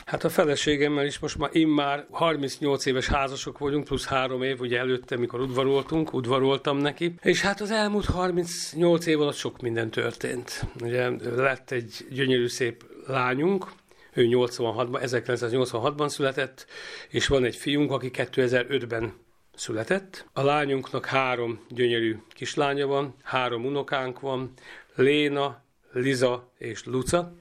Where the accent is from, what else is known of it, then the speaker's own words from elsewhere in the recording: Karcag, Jász-Nagykun-Szolnok, Hungary; együtt nőttünk fel, három évkor különbség van köztünk, egy szobában laktunk, annak idején gyerekszoba, gyerekkorunkban természetesen, és, ö, amikor már felcseperedtünk már gimnázium közepe vége fele, akkor már együtt, ö, zenéltünk, ö, zenekarunk volt Karcagon